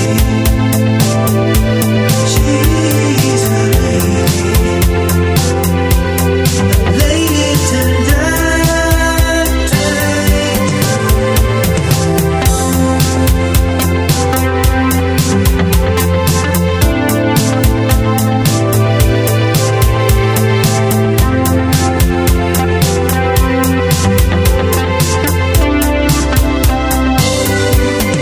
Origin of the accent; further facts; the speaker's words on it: Canada; I'm Canadian, so like we call it pop up here